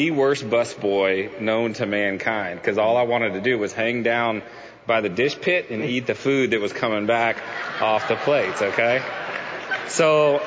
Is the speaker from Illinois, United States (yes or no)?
no; Houston, Texas, United States; I grew up in Houston